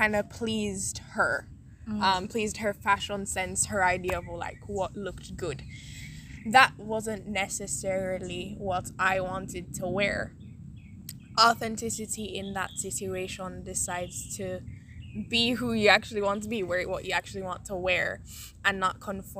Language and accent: English; Saint Elizabeth, Jamaica; I'm from St. Elizabeth